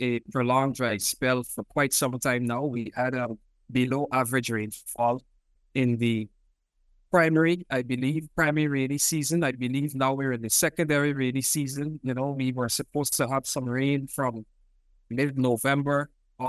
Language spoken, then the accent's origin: English; Georgetown, Demerara-Mahaica, Guyana; moved away as an adult; also born or lived in Cuba / Reading, United Kingdom; I was born in Georgetown, Guyana. I grew up in Guyana.